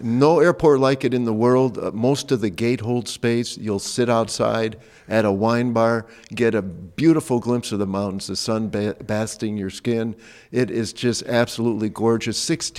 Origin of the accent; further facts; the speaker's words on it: Midwest, United States; I'm born and raised in the Midwest.